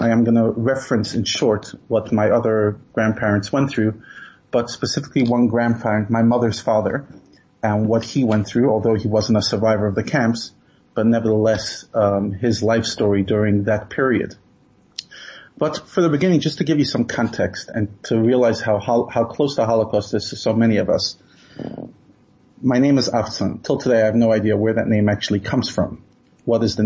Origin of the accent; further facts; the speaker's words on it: New York City, New York, United States; I grew up in Brooklyn, and we used to daven in a small shtiebel